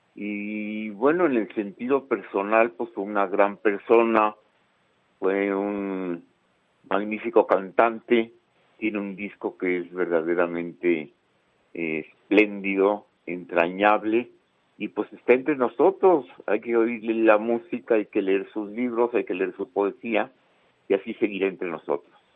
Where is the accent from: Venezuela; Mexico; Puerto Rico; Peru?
Mexico; Chihuahua; éramos casi de la misma edad y somos de Chihuahua